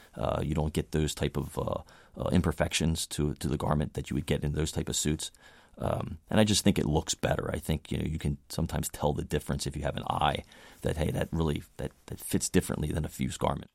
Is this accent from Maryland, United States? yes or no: yes; Baltimore, Maryland, United States; I grew up in Baltimore, Maryland